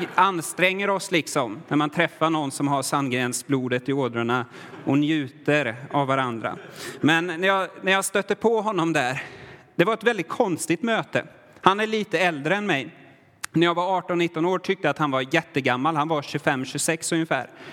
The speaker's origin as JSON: {"language": "Swedish", "country": "Sweden", "moved": "yes", "lives_now": "Värmland, Sweden", "said": "jag är svensk, har alltid varit svensk"}